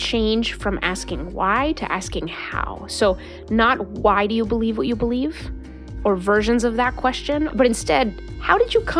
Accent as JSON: {"language": "English", "country": "Mexico", "tie": "born or raised there", "moved": "yes", "lives_now": "United States", "said": "Growing up in Mexico, coming to the United States, what is democracy?"}